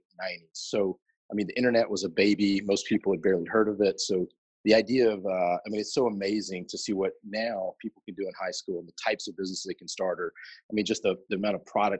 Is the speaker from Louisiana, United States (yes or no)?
yes; Louisiana, United States; also born or lived in the South; I grew up mostly in the South, mostly Louisiana specifically